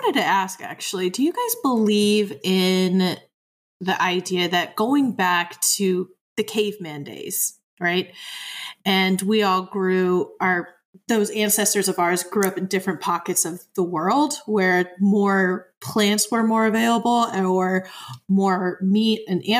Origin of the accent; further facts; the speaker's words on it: Nebraska, United States; We're from the Midwest. That's what you eat. Nebraska.